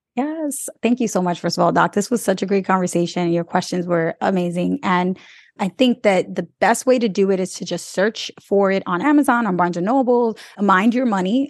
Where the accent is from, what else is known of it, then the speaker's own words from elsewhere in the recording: New York City, New York, United States; I grew up in New York City where I didn't need to learn about agriculture